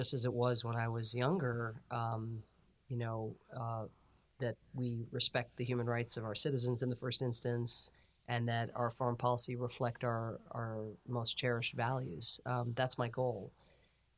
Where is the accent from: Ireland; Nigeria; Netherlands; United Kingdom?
Ireland; now in United States; I'm an Irish immigrant